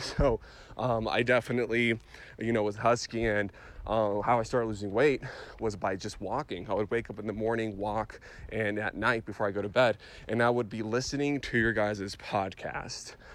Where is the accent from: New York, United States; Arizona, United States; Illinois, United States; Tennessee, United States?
Arizona, United States; Phoenix; I'm from Phoenix